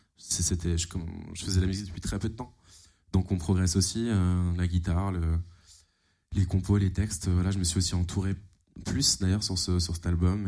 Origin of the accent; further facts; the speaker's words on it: Fulgrisheim, near Strasbourg, Alsace, Grand Est, France; un petit village qui s'appelle Fulgrisheim